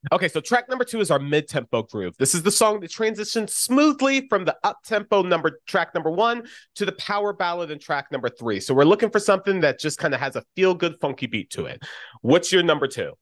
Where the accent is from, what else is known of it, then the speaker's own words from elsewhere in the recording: Orlando, Florida, United States; Speaking from Orlando